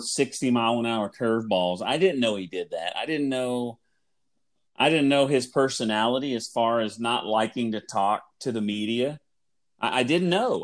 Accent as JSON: {"language": "English", "region": "Oklahoma", "country": "United States", "tie": "born or raised there", "moved": "as an adult", "lives_now": "Texas, United States", "said": "where I grew up in Oklahoma, it is a natural sports rival for Texas. So living in Texas and growing up in Oklahoma"}